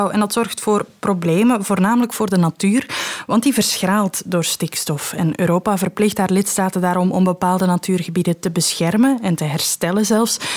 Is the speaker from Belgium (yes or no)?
yes; Limburg, Belgium; Wij zijn Limburgers, hè. we hebben een heel groot Limburgers uh, gevoel, samenhorigheidsgevoel.